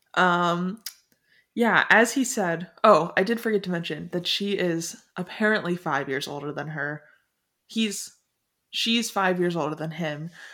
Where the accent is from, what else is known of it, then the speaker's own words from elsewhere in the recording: Florida, United States; I've done most of my growing up in Florida